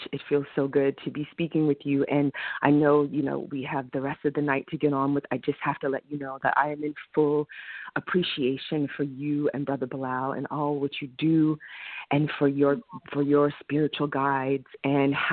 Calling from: Bronx, New York, United States

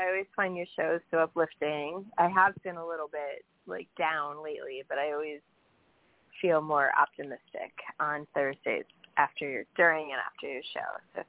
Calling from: New York, United States; from New York.

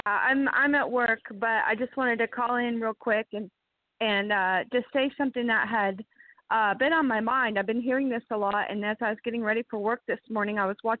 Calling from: Tigard, Oregon, United States; Hi, this is … calling from Tigard, Oregon.

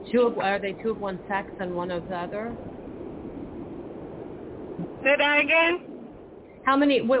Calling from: California, United States

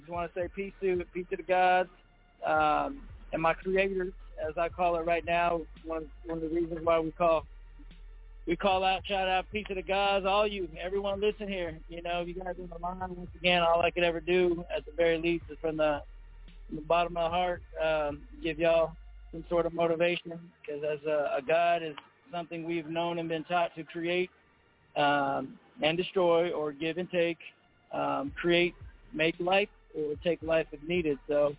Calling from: Phoenix, Arizona, United States

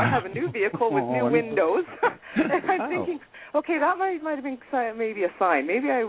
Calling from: Castlegar, British Columbia, Canada; accent: American; also born or lived in Vancouver; I'm calling from British Columbia in Canada.

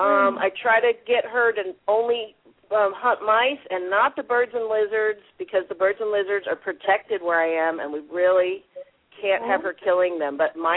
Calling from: New Zealand; Okay, I'm calling from New Zealand.

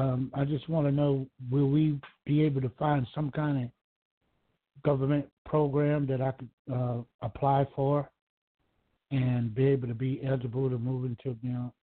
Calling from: Georgia, United States; I'm calling from Georgia.

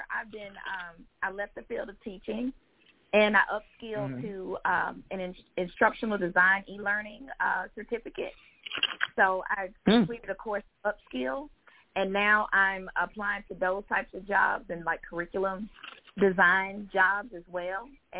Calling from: Georgia, United States; I'm calling from Georgia.

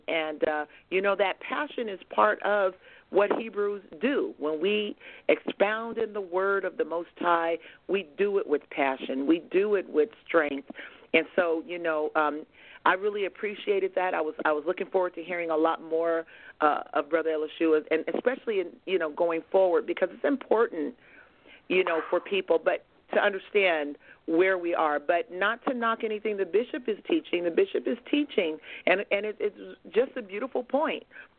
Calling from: Merced, California, United States; I am calling from Merced, California.

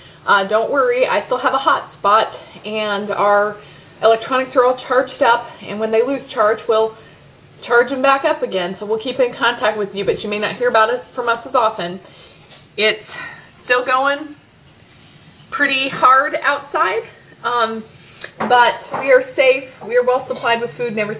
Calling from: Baton Rouge, Louisiana, United States; I'm checking in from Baton Rouge on Wednesday afternoon

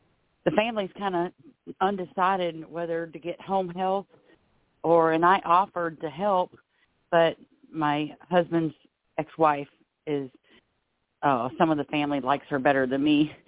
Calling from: Florida, United States; calling from Florida.

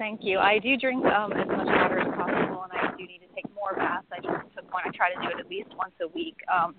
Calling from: Austin, Texas, United States; I'm from Austin, Texas.

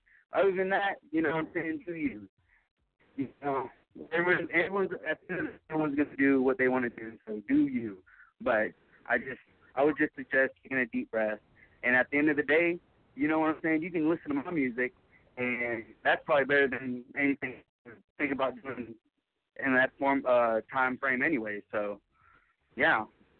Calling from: Jacksonville, Florida, United States; I'm actually calling from Jacksonville, Florida.

